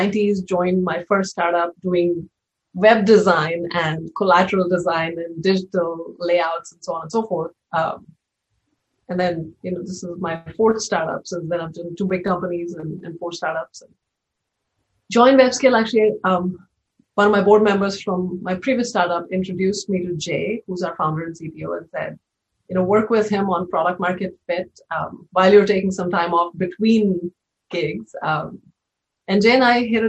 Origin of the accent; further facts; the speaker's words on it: India; moved away as an adult; also born or lived in Mumbai / Bay Area; now in United States; I was born in India and spent the first 22 years of my life there